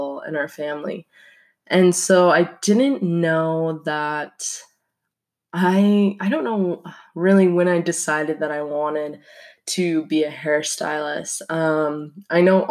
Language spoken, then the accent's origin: English; Salt Lake City, Utah, United States; moved away as an adult; now in Pocatello, United States; I was raised in Salt Lake City, Utah